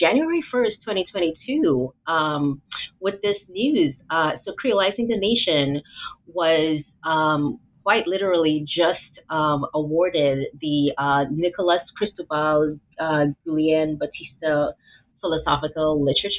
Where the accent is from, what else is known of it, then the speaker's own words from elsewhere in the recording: Trinidad & Tobago; moved away as an adult; also born or lived in Atlanta, United States / Memphis, United States; now in United States; I was born and sort of raised, came to adulthood in Trinidad.